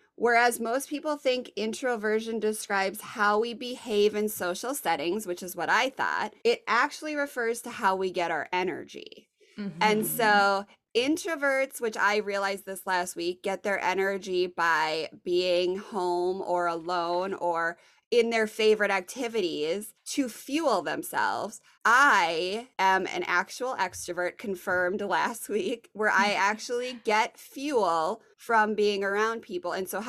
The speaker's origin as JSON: {"language": "English", "town": "Richmond", "region": "Virginia", "country": "United States", "said": "So when I say I'm from Richmond, people here are like, big deal, cool."}